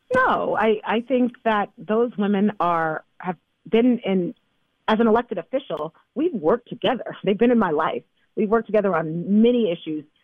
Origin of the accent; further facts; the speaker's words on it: Bay Area, California, United States; as a young person growing up in the Bay Area